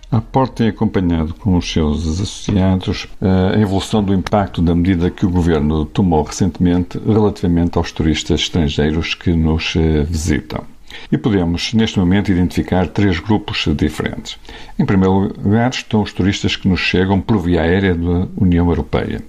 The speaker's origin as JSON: {"language": "Portuguese", "country": "Portugal", "said": "nós portugueses"}